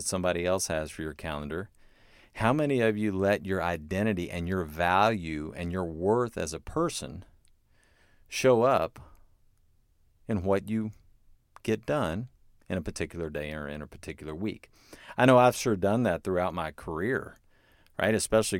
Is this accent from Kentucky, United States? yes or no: yes; Versailles, Kentucky, United States; I would say I have a PhD in higher education. I'm from Versailles, Kentucky.